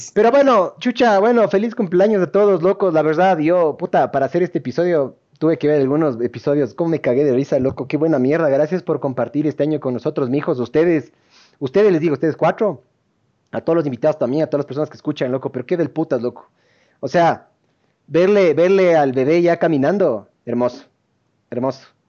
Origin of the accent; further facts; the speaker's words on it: Ecuador; also born or lived in Argentina; somos ecuatorianos